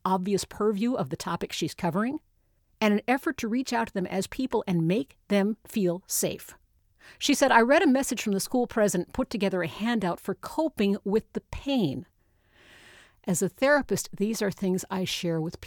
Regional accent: Notre Dame, Indiana, United States; I grew up around Notre Dame.

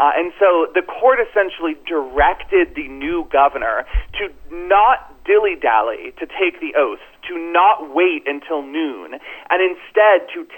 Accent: Florida, United States; in Florida, which is my home state.

